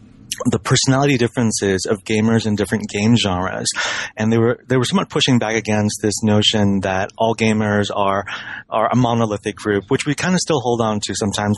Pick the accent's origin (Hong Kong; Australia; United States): Hong Kong; Sure. I've always been a gamer. You know, I grew up in Hong Kong.